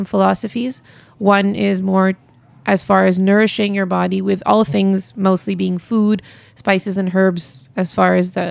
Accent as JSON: {"language": "English", "town": "Montreal", "region": "Quebec", "country": "Canada", "tie": "born or raised there", "also_born_or_lived": "India", "moved": "yes", "said": "I'm born and raised in Montreal"}